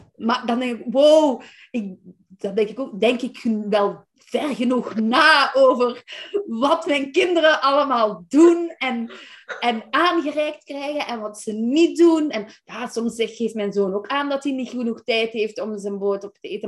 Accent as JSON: {"language": "Dutch", "country": "Belgium", "moved": "as an adult", "lives_now": "Netherlands", "said": "ik ben Belgische"}